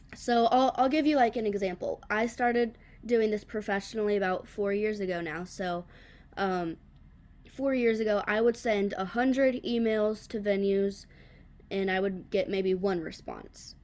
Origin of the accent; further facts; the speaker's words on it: the Carolinas, United States; moved away as an adult; now in Nashville, United States; I'm actually from the Carolinas, and then as soon as I graduated high school, I was like, okay, I'm, I'm going to Music City